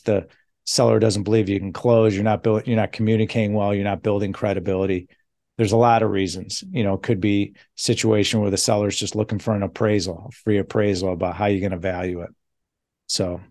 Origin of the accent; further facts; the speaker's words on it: Chicago, Illinois, United States; I'm from Chicago